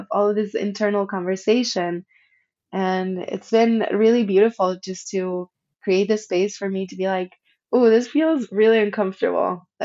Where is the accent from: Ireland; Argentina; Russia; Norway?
Argentina; moved away; when I came from Argentina, it was very difficult for me to honor my ancestry and my roots. I completely shut down my communication with Argentina.